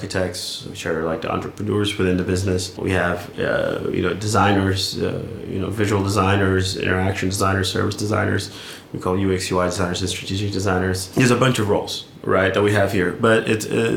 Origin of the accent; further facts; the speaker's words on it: California, United States; moved away as an adult; also born or lived in London; I'm from California